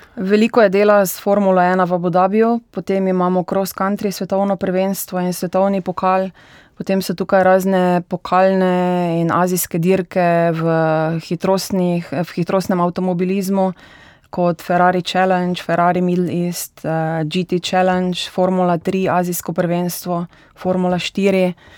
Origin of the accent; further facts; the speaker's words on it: Slivnica, Styria, Slovenia; moved away as an adult; now in Dubai, United Arab Emirates; prihajam iz Slivnice oziroma Orehove vasi, kjer je ena najbolj znanih motokrosprog v Sloveniji